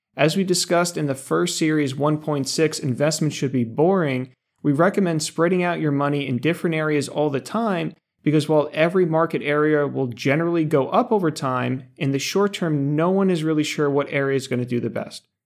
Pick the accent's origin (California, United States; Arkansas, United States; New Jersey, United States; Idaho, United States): New Jersey, United States; Denville; Ice cream from my hometown, Denville Dairy